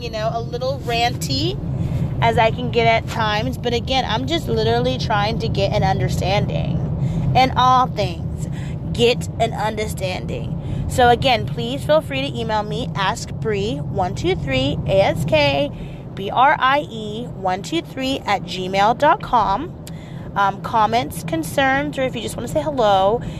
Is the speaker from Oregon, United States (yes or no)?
yes; Portland, Oregon, United States; I'm also from Portland